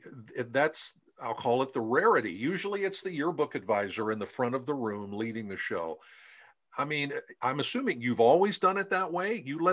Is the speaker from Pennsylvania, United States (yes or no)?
yes; Pennsylvania, United States; I'm from Pennsylvania